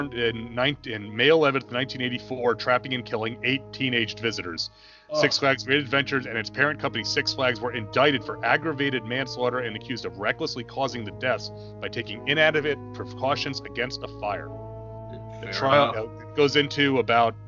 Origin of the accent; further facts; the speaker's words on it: Northeast, United States; moved away; we're all from the Northeast originally.